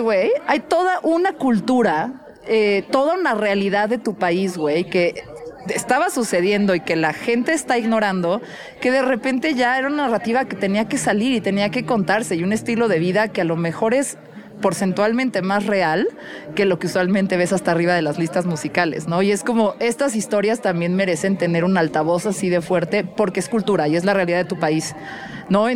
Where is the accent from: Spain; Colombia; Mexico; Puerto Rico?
Mexico; Mexico City; soy de la Ciudad de México